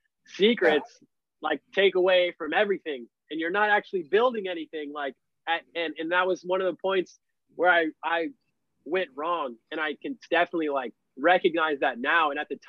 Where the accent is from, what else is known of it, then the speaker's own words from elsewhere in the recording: Florida, United States; I'm from Florida, dude. I've never ever seen snow to that capacity.